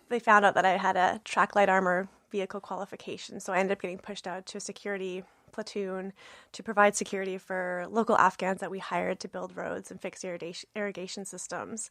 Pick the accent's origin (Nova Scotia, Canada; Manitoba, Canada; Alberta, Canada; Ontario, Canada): Manitoba, Canada; Brandon; I'm born and raised in Brandon, Manitoba.